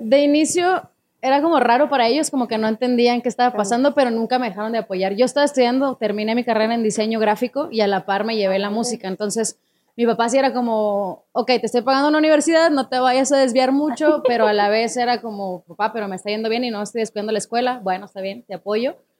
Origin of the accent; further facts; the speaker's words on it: Chihuahua, Mexico; yo soy de Chihuahua